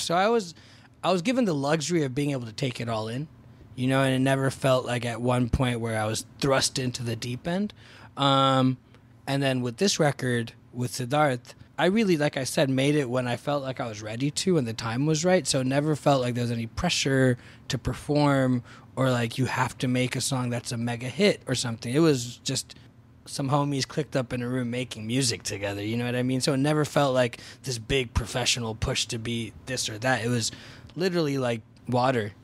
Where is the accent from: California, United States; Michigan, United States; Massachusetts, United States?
California, United States; Fremont; also born or lived in Boston; I went to lockdown in the Bay Area where I grew up in Fremont